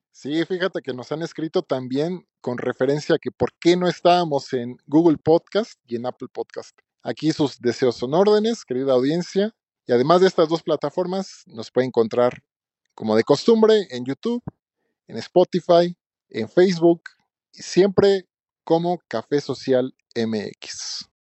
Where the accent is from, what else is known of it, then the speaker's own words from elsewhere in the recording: Mexico; me identifico como mexicano